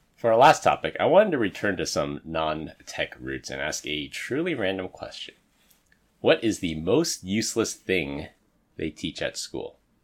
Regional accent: San Francisco, California, United States; I grew up in San Francisco, and in order to graduate from high school in San Francisco, you had to pass a swim test

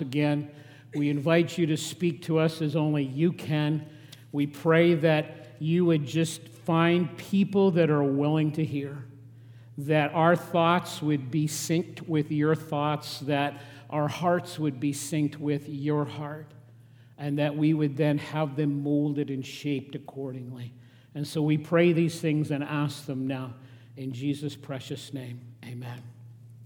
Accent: Regina, Saskatchewan, Canada; now in Lethbridge, Canada; I grew up in Regina

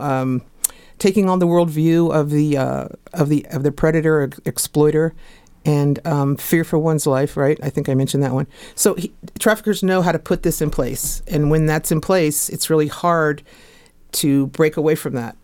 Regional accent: Fairfax, Virginia, United States; moved away; also born or lived in New York City; I'm originally from Fairfax

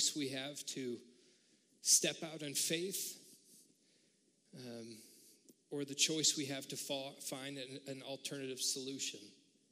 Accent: United States; being an American

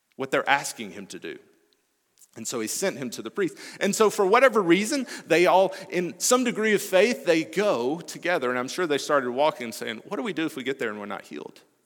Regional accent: Alabama, United States; moved away; I'm originally from Alabama

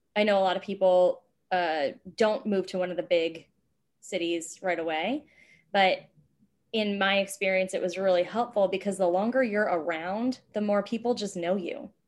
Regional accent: Virginia, United States; moved away as an adult; also born or lived in New York / Los Angeles; I grew up in Virginia.

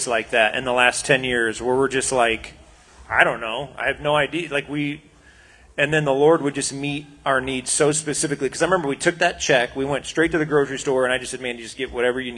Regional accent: United States; we as American Christians

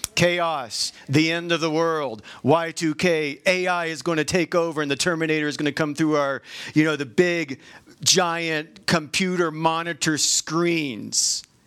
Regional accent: the South, United States; now in Utah, United States; I grew up in the South

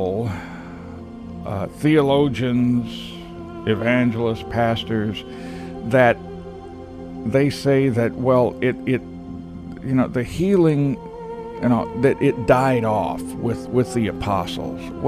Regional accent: Texas, United States; I'm a Texan

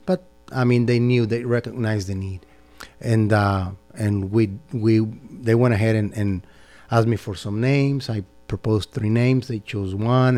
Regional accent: Mexico; moved away as an adult; also born or lived in San Francisco, United States; now in Dalton, United States; I was born in San Francisco, but I grew up in Mexico

